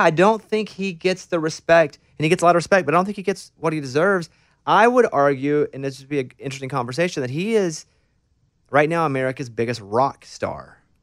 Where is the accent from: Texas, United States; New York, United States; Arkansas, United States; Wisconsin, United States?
Arkansas, United States; I'm from Arkansas, a real small town in Arkansas, about 800 people